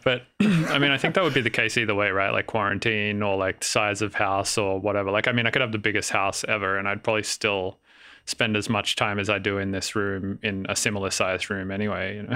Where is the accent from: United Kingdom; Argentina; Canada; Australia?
Australia; Sydney, New South Wales; moved away as an adult; also born or lived in Melbourne / Denver; now in San Francisco, United States; I grew up in Sydney, and then I moved to Melbourne for a while